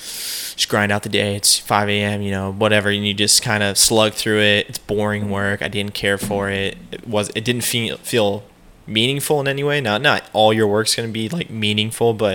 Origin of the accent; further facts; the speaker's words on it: Peoria, Arizona, United States; Growing up in Peoria.